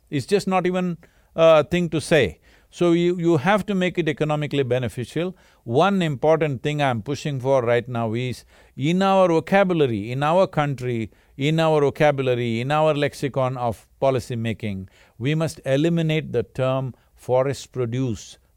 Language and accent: English; Karnataka, India; Cauvery because I grew up around Cauvery.